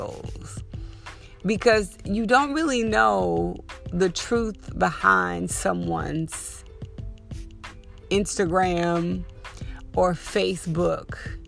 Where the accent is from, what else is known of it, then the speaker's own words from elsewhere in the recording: Texas, United States; moved away; I grew up super skinny in Texas